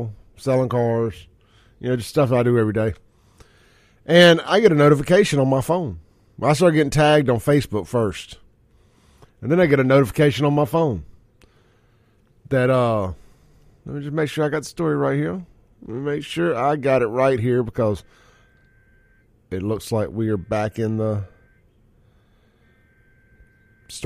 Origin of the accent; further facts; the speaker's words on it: Jackson, Mississippi, United States; I grew up on Lynch Street at my dad's store all throughout the 80s and 90s